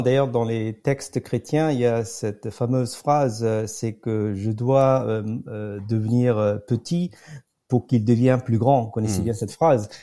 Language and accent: French; Pondicherry, Puducherry, India; moved away; also born or lived in France / United States; j'ai grandi à Pondichéry, euh, un ancien comptoir mhm. français dans le sud de l'Inde